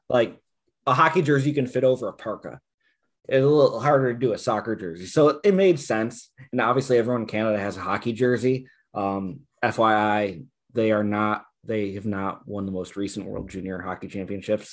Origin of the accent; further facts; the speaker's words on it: Buffalo, New York, United States; moved away; I'm originally from Buffalo, New York.